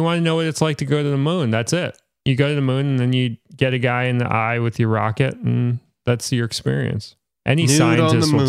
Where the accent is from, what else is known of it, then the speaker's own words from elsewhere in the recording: New York City, New York, United States; I was always seeing whales when I was growing up in Brooklyn.